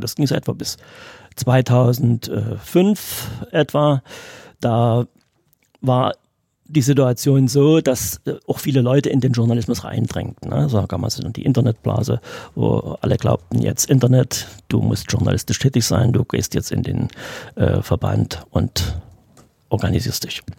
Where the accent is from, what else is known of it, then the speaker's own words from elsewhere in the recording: Radebeul, Saxony, Germany; ich bin ja hier in Radebeul geboren, also bin aus der Gegend